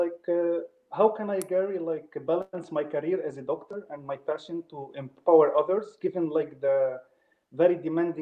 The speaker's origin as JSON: {"language": "English", "country": "Lebanon", "also_born_or_lived": "Poland", "moved": "as an adult", "lives_now": "Denmark", "said": "I'm originally from Lebanon, but I'm currently in Denmark"}